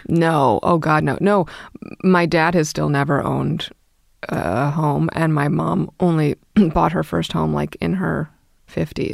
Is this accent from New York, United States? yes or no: yes; New York City, New York, United States; I grew up in Brooklyn